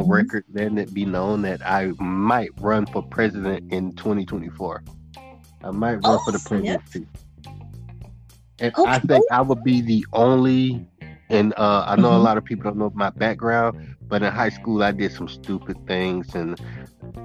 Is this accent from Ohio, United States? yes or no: no; Naples, Florida, United States; also born or lived in Immokalee, Florida; Originally, I was born in Naples, Florida, N-A-P-L-E-S, Naples, Florida